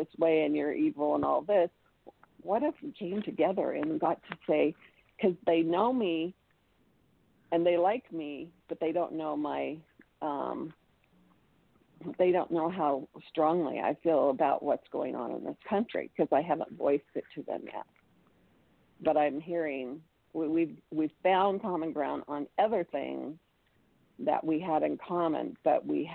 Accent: United States; also born or lived in Utah; me being an American

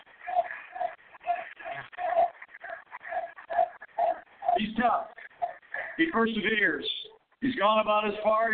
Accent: Indiana, United States; In my home state of Indiana

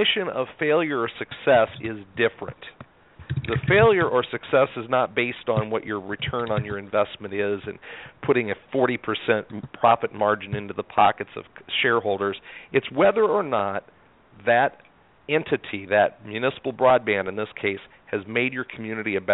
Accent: Iowa, United States; I'm born and raised in Iowa

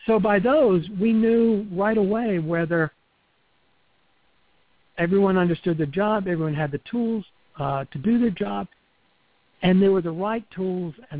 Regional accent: the South, United States; accent: Southern; I grew up in the South.

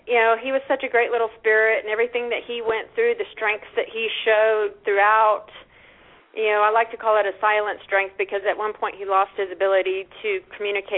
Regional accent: Austin, Texas, United States; I'm from Austin, Texas, originally

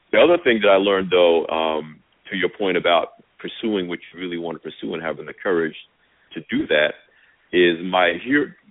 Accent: Asbury Park, New Jersey, United States; my hometown paper, the Asbury Park Press

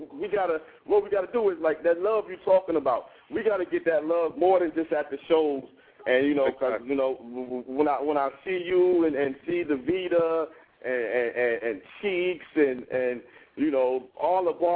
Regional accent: Columbus, Ohio, United States; Dude, I'm from Columbus, Ohio, but I got T-shirts.

